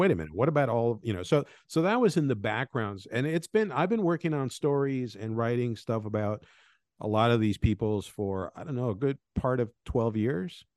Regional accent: Venezuela; moved away; also born or lived in Colombia; I was born in Venezuela. I grew up in Colombia and Venezuela

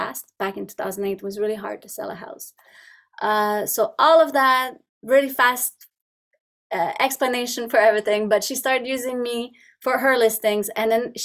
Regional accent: Montreal, Quebec, Canada; English is a second language; moved away as an adult; now in Ontario, Canada; I'm originally from Montreal. I lived all my life in Montreal

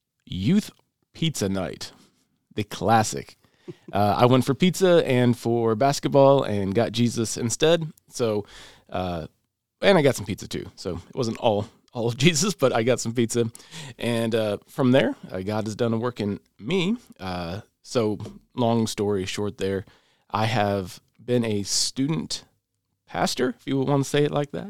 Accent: Michigan, United States; I'm from Michigan. We moved to Tennessee in about 1993.

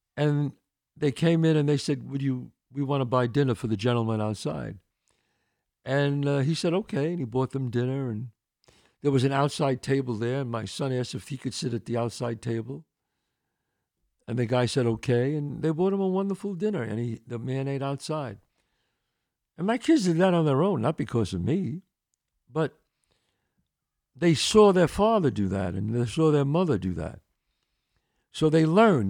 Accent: New York City, New York, United States; I grew up in the Bronx, one eighty-seventh and Belmont

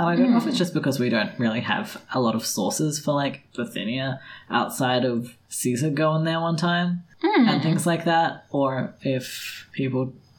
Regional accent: Australia; I as Australian can kind of understand

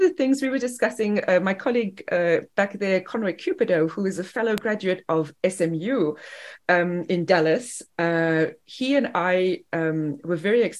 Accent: Durban, KwaZulu-Natal, South Africa; moved away as an adult; now in Greenville, United States; I'm originally from Durban, South Africa, which is 29 degrees south of the equator and on the Indian Ocean.

